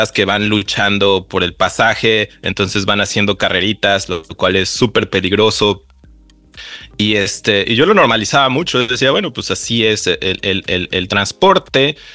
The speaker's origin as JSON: {"language": "Spanish", "region": "Mexico City", "country": "Mexico", "tie": "born or raised there", "said": "yo eh, creciendo en la Ciudad de México siempre tomaba el transporte público para ir al béisbol, para ver a los amigos, para ir a ver a la familia, para ir a la escuela."}